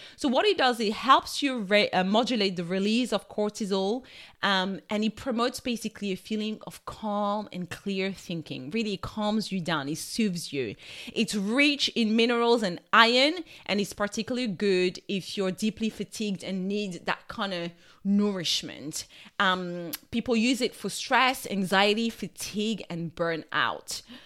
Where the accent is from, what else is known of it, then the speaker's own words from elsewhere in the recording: France; accent: French; My French accent is taking over